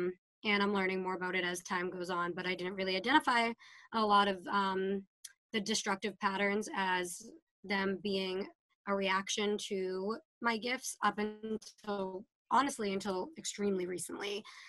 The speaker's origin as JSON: {"language": "English", "town": "Salem", "region": "Massachusetts", "country": "United States", "tie": "born or raised there", "said": "And we went to Salem State. So we grew up in Witch City, spent a lot of our prime youth years there."}